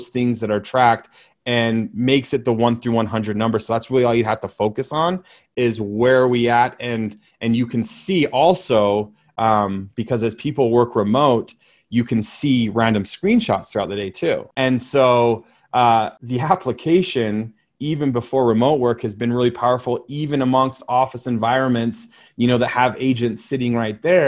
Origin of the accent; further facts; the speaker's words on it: Utah, United States; you're coming to my hometown